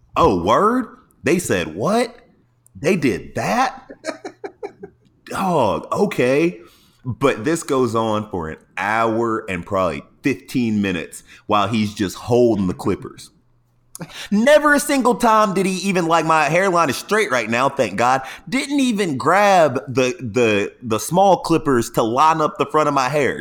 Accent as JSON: {"language": "English", "town": "Atlanta", "region": "Georgia", "country": "United States", "moved": "yes", "lives_now": "San Diego, United States", "said": "I'm from Atlanta"}